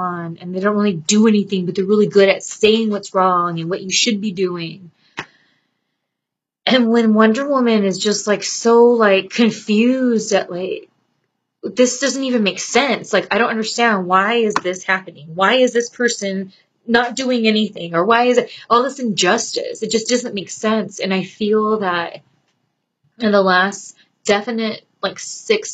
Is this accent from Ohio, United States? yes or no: no; Southern California, United States; have been born and bred in SoCal